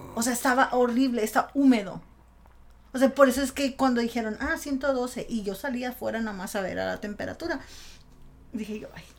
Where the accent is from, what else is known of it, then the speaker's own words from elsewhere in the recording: Culiacán, Sinaloa, Mexico; moved away; yo soy de Sinaloa, de Culiacán